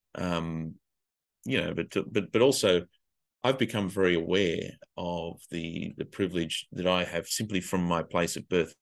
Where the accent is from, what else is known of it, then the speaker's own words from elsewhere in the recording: Australia; moved away as an adult; also born or lived in Asia; as an Australian